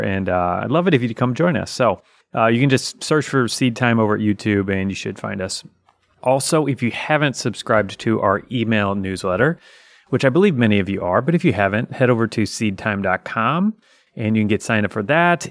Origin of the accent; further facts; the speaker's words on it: United States; as an American